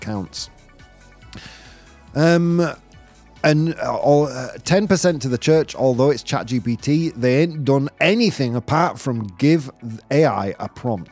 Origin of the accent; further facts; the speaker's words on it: United Kingdom; now in Madrid, Spain; I am British. I hold a British passport, but I am European. My mum's Italian. My dad was Polish. I live in Spain